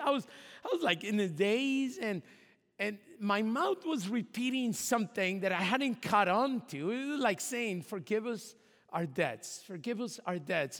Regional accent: Mexico; moved away; my hometown in Mexico

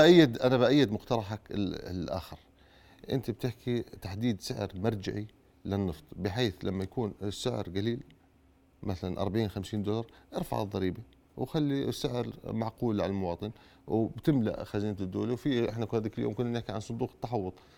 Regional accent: Jordan; احنا كشعب اردني

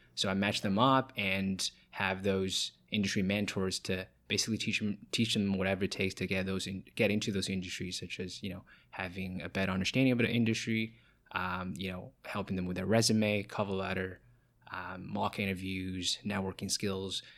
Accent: Hefei, Anhui, China; moved away as an adult; now in Toronto, Canada; I was born and raised in China

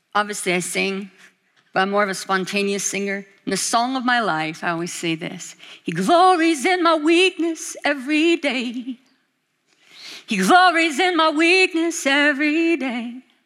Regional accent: Alaska, United States; now in Kona, United States; I'm from Alaska

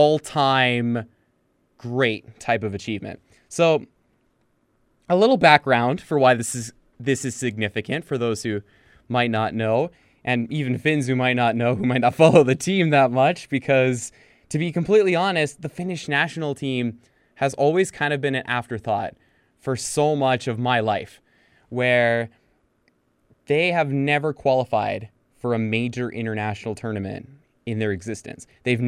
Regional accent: Canada; my mom was born in Finland, my dad was born in Chile, and I was born in Canada. So those are kind of my three countries, is Chile, Finland, Canada.

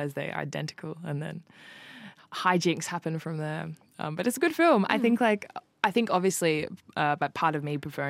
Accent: Australia; accent: Australian; my Australian accent

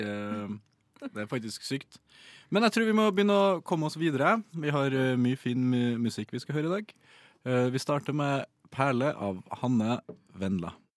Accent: Trøndelag, Norway; som trønder

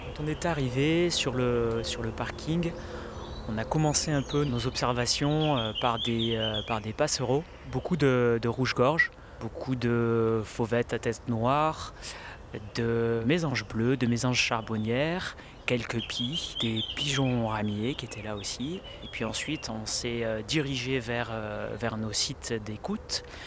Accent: Marseille, Provence-Alpes-Côte d'Azur, France; en tant que Marseillais, que Provençal

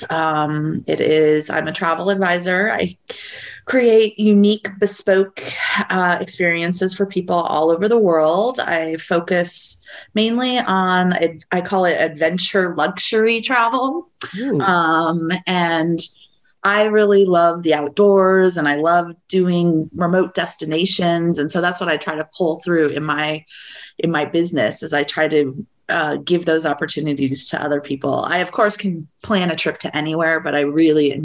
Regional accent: Colorado, United States; moved away as an adult; now in Washington, DC, United States; I'm originally from the West. I'm from Colorado. I moved out to DC

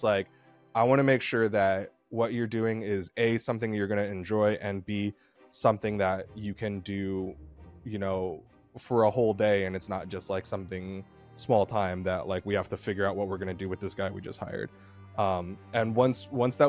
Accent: Texas, United States; moved away as an adult; now in Georgia, United States; we're from Texas

